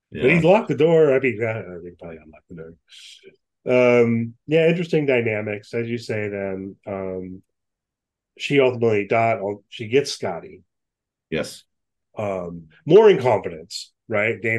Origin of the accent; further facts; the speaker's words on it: United States; I, i am an American.